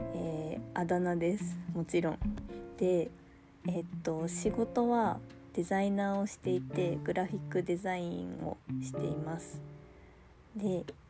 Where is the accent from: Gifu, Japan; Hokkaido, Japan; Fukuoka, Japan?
Gifu, Japan; now in Aichi, Japan; 出身は岐阜県です今は、えー、愛知県に住んでます